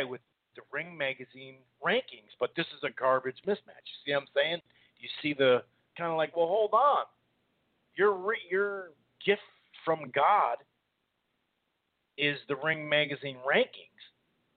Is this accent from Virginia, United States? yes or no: no; Minnesota, United States; I'm from Minnesota, up here in the upper Midwest here